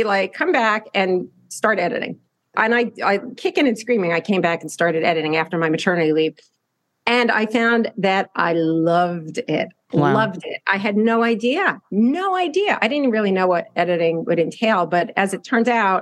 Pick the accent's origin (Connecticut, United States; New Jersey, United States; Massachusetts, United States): New Jersey, United States; New Jersey suburbs, United States; I grew up in the New Jersey suburbs